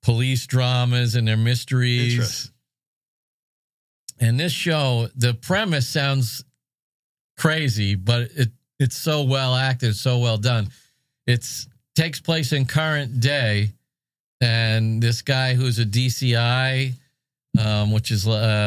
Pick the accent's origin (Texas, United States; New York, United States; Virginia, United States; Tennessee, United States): New York, United States; moved away; also born or lived in San Francisco; I'm from New York and I also lived in San Francisco for a long time.